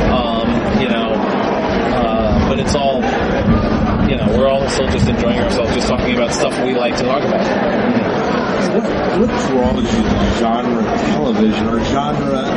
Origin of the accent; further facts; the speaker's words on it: New York City, New York, United States; I grew up in New York City in the 70s and uh, Channel 11 in New York used to show Star Trek every weeknight at six o'clock.